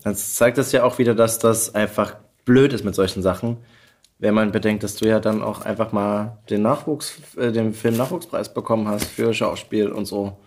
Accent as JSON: {"language": "German", "town": "Pirna", "region": "Saxony", "country": "Germany", "tie": "born or raised there", "moved": "yes", "said": "in meine Geburtsstadt na, nach Pirna"}